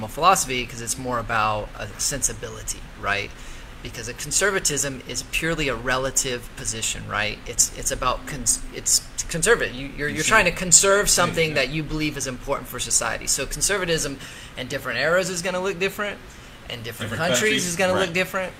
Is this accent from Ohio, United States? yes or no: no; Colorado, United States; I was born in Colorado